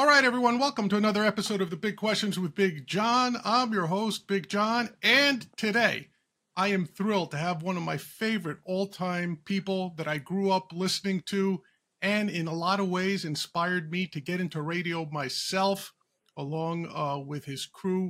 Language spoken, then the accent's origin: English; Huntington, New York, United States; I'm from Huntington